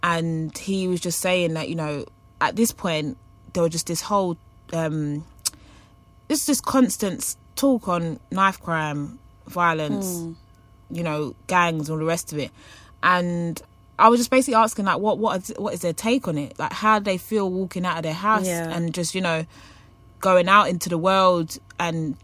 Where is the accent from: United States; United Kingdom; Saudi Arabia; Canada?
United Kingdom; London; growing up in Hackney